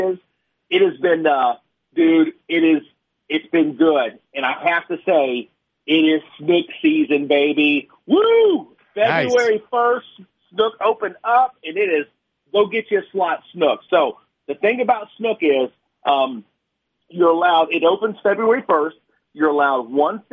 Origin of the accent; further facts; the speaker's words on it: Florida, United States; born and raised in Florida, like me